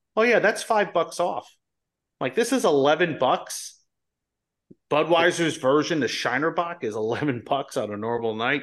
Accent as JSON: {"language": "English", "town": "Colonia", "region": "New Jersey", "country": "United States", "tie": "born or raised there", "said": "I'm living in New Jersey where I, I grew up in Colonia"}